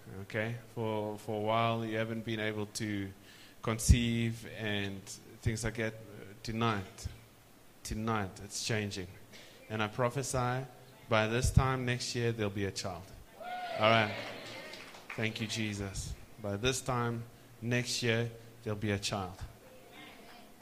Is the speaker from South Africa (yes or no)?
yes; South Africa; South Africa, we say Ish